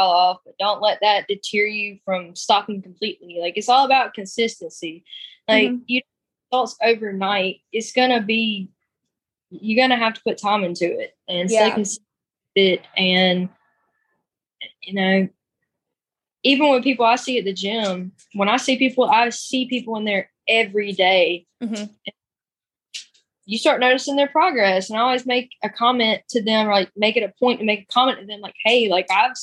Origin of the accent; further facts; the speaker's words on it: Greenwood, South Carolina, United States; growing up in the South